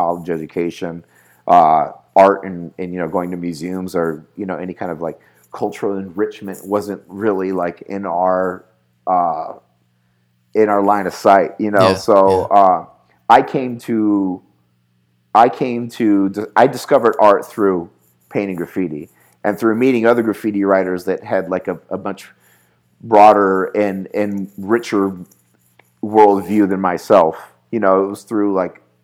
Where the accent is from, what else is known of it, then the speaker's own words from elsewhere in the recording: Inland Empire, Southern California, United States; moved away as an adult; also born or lived in Los Angeles / Phoenix / San Francisco / Nashville; now in Detroit, United States; I grew up in Southern. I was born in Southern, like this Inland Empire area of Southern California. I spent most of my life floating around that area.